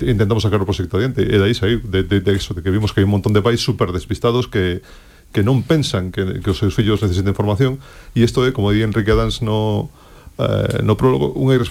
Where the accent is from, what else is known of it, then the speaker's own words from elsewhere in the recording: Galicia, Spain; aproveitando que son galego